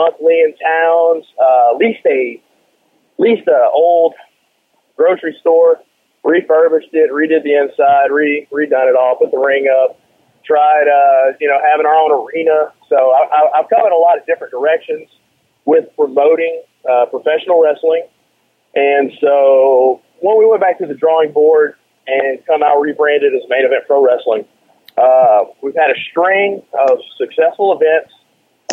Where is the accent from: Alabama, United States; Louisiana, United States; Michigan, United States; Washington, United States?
Louisiana, United States; South; moved away as an adult; now in Texas, United States; I grew up in South Louisiana, and I went with my dad to the local Civic Auditorium